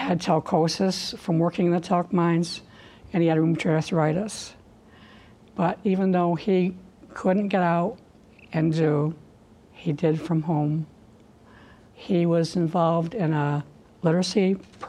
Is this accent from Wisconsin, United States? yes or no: no; Sprague, New York, United States; It was just a wonderful place to grow up.